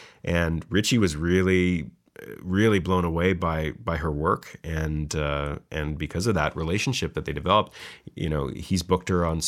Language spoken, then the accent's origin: English; Ontario, Canada; moved away; I'm from Ontario myself